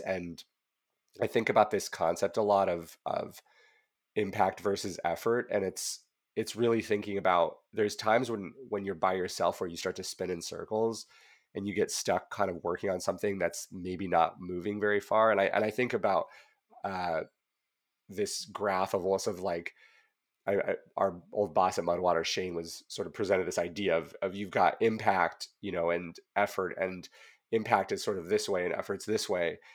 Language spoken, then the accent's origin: English; Whitefish, Montana, United States; now in California, United States; I grew up in Whitefish